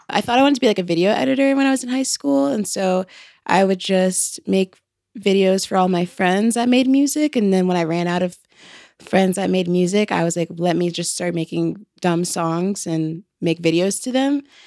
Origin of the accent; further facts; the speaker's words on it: Atlanta, Georgia, United States; we're from Atlanta, and, like, that's definitely a huge influence, but I think also, like, being on the outskirts of Atlanta